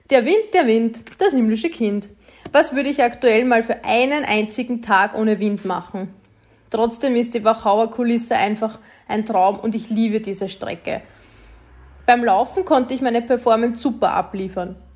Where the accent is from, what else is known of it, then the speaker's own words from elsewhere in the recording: St. Pölten, Lower Austria, Austria; Challenge St. Pölten am vergangenen Sonntag hat mir sehr viel bedeutet, weil sie in meiner Heimat stattgefunden hat. Als gebürtige St. Pöltenerin muss man deshalb einfach dort starten.